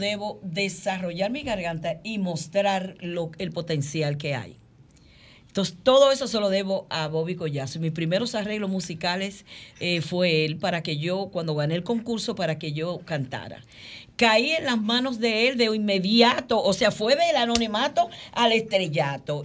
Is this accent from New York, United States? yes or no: yes; New York City, New York, United States; yo vivo en Queens, yo me crié en Queens